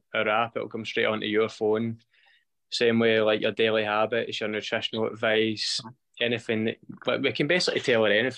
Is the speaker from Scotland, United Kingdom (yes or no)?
yes; East Kilbride, Scotland, United Kingdom; we've got the job as the strength and conditioning coaches at East Kilbride, so that's my hometown club